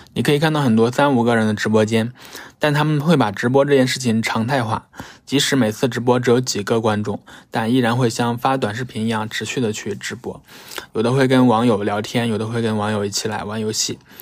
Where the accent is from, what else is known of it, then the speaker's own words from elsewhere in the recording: Shaanxi, China; moved away; 我老家呢，在陕西南部和湖北接壤的一个小山村